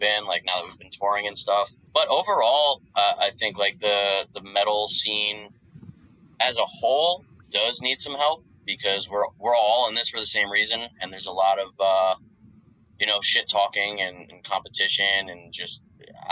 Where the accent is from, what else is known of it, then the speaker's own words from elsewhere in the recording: New Jersey, United States; now in Georgia, United States; we're just being from Jersey